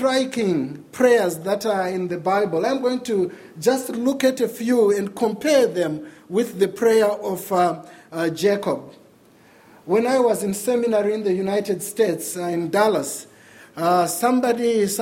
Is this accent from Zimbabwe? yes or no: yes; Zimbabwe; moved away; Growing up in Zimbabwe in the 80s